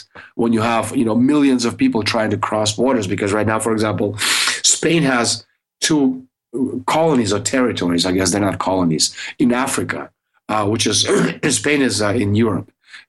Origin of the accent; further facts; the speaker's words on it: Russia; when I was a kid growing up in the Soviet Union, I, you know, you had like, we had like two channels and black and white.